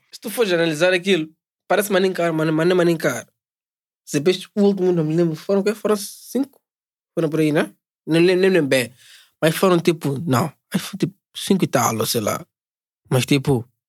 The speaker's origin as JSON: {"language": "Portuguese", "country": "Mozambique"}